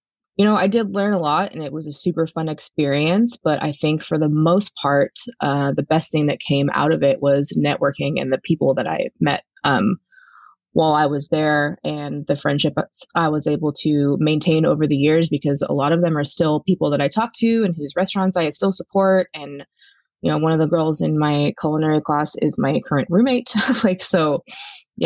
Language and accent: English; San Luis Obispo, California, United States; moved away as an adult; now in Seattle, United States; I'm originally from San Luis Obispo, California. I've been living in Seattle for the last seven years now